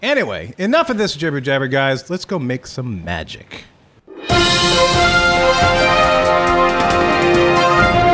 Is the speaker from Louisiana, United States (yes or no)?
yes; New Orleans, Louisiana, United States; we are from New Orleans